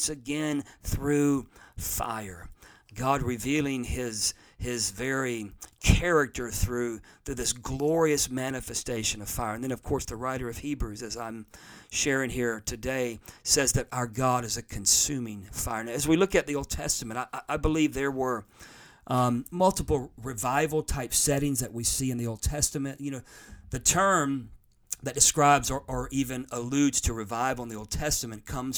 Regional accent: United States; I'm an American. I live in America

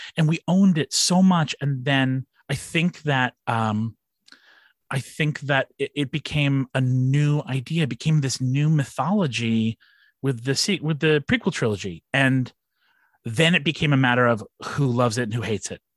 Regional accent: Long Island, New York, United States; I grew up here on Long Island

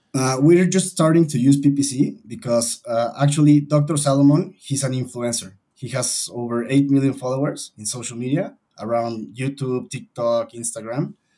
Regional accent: Mexico City, Mexico; Born and raised in Mexico City

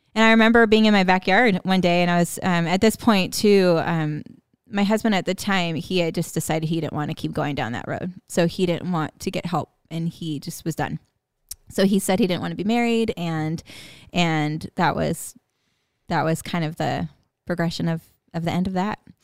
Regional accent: West Coast, California, United States; moved away; growing up on the West Coast, like going living in California

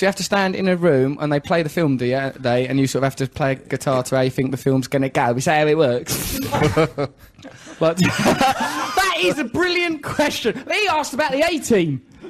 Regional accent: England, United Kingdom; We're English, we've not been circumcised.

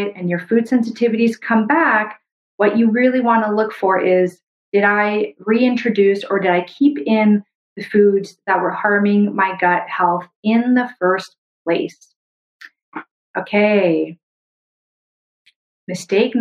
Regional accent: Brazil; moved away; also born or lived in Canada; where I was born in Brazil

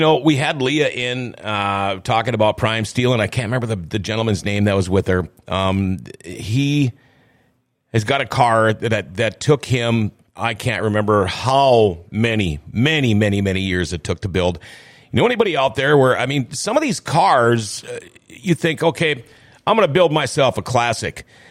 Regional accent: Thief River Falls, Minnesota, United States; also born or lived in Crookston, Minnesota; I moved from Crookston to Thief River when I was in fifth grade

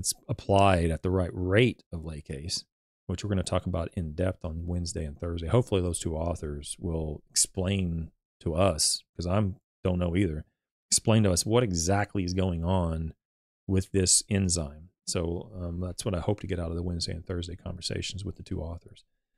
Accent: Louisville, Kentucky, United States; I was unavailable for the stream because of me working. I'm from Louisville.

